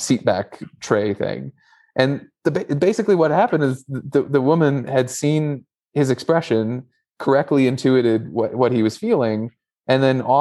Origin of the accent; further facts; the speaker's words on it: United States; moved away as an adult; now in China; an American living in China